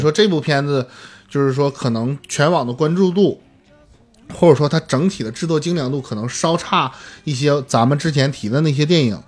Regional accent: Northeast China, China; 我作为一个东北人，作为一个从小就看东北是喜剧的嗯。一个影迷

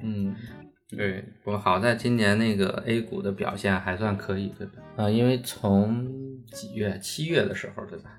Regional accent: Zhangjiakou, Hebei, China; now in Shanghai, China; 我老家河北张家口嘛，就是挺北的一个城市

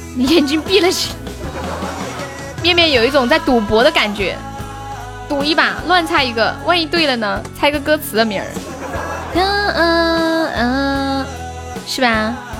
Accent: Nanchong, Sichuan, China; 我是南充的

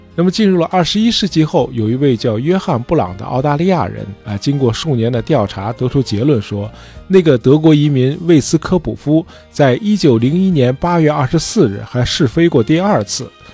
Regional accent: China; 最早造出飞行器的的确是我们中国人

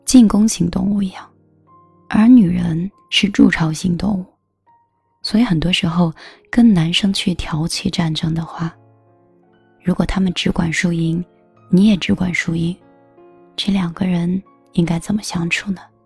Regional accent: northern China, China; 我是北方人

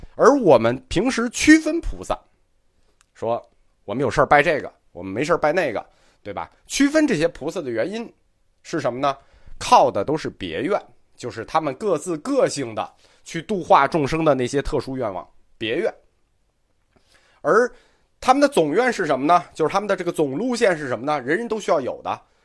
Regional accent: China; 我们中国人特别重视的是谁的本愿

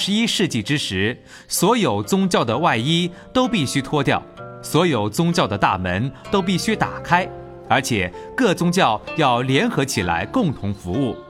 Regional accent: China; 我是中国人，站在中国历史文化的立场，贡献你们一个意见。

